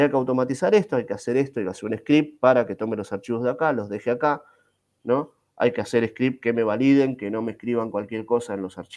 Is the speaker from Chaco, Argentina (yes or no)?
no; Buenos Aires, Argentina; born there; sí, soy argentino, nací en la capital federal, nací en la capital federal, este, en el año 79